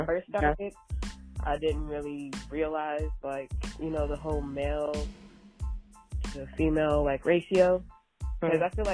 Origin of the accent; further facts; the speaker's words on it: Charlotte, North Carolina, United States; moved away as an adult; now in Oakland, United States; I was born in Oakland, raised in Charlotte, North Carolina, up until like getting out of high school, graduated and moved back to Oakland